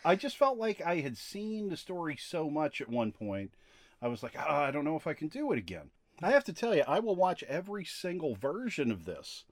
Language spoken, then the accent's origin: English; Latrobe, Pennsylvania, United States; I was born in Latrobe, Pennsylvania